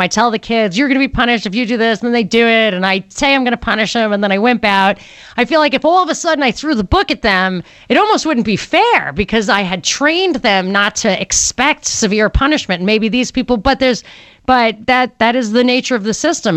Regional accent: New York, United States; I grew up in New York

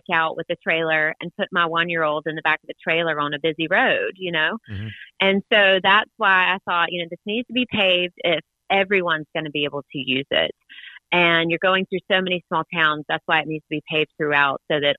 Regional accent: Sandersville, Georgia, United States; I'm from Sandersville, a really small town nearby, and have this big idea to, in my mind, to revive our small town and many other small towns like ours by bringing a trail through it.

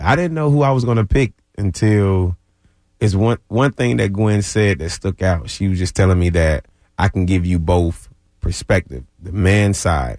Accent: Albany, Georgia, United States; Albany, Georgia.

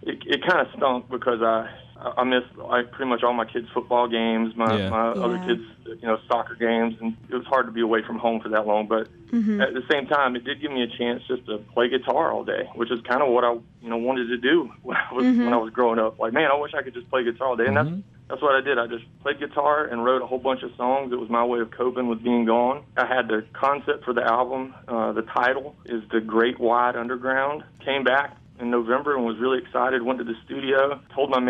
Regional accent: Jefferson, Georgia, United States; I'm from Georgia, if I say Jefferson

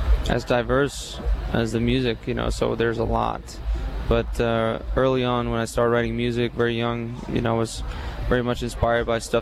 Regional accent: Iceland; moved away as an adult; now in Nashville, United States; Well, yeah, I moved to the States from Iceland about almost 3 years ago now. Originally, we were based out in Austin, but now we're based out of Nashville.

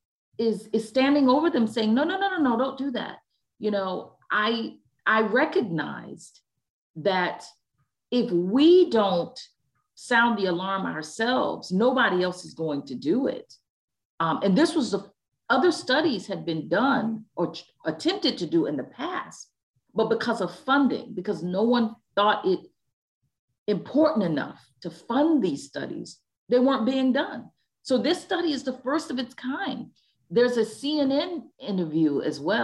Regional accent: Jamaica; our country, Jamaica land we love

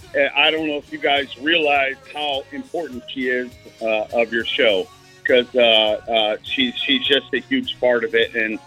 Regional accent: Chicago, Illinois, United States; Hey, listen, I'm from Chi-Town. I know a little guy named Mancal from there.

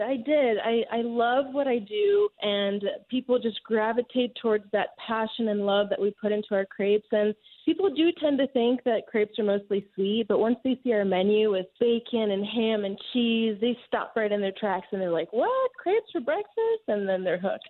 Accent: France; now in Atlanta, United States; I was born and raised in France

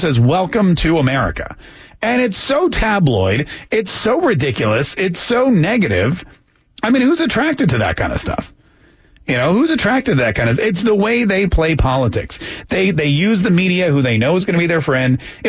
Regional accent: Canada; born there; a lot of you know I was born in Canada

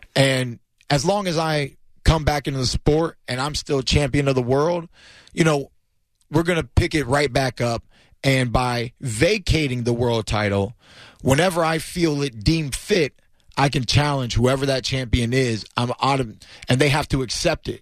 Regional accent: Clearwater, Florida, United States; I'm a local, you know what I mean? Born and raised out here in Clearwater, Florida. Uh, never left my hometown

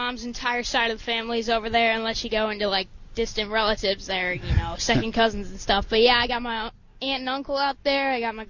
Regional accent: Chicago, Illinois, United States; also born or lived in Iowa; now in Jacksonville, United States; I was born in the Chicago area

